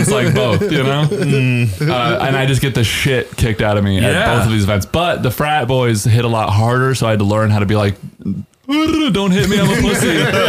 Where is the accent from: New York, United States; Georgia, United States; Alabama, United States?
Georgia, United States; Atlanta; I mean, I grew up in Atlanta